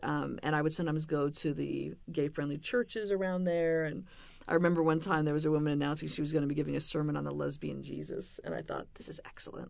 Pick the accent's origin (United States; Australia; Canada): United States; West Coast; moved away; I grew up on the West Coast in a devout Mormon family